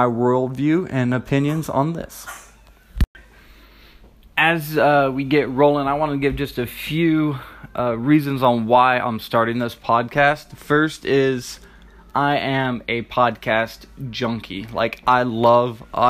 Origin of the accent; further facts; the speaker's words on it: Sacramento, California, United States; moved away as an adult; also born or lived in Charleston, South Carolina / Maryland; now in Pennsylvania, United States; I live in Pennsylvania, but I grew up in California, in Northern California, in the Sacramento area